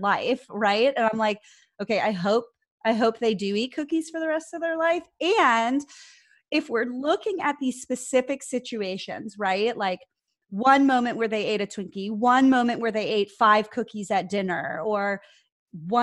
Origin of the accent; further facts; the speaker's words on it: Ohio, United States; I'm Italian, I'm from Ohio